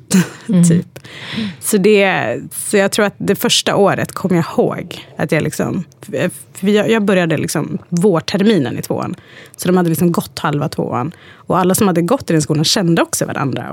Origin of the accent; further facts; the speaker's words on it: Hudiksvall, Gävleborg County, Sweden; Swedish is a second language; moved away as an adult; also born or lived in Eritrea; är uppvuxen i en liten stad som heter Hudiksvall